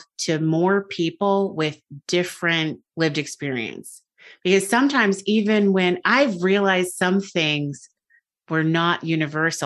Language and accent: English; United States; moved away; I'm American. I'm very American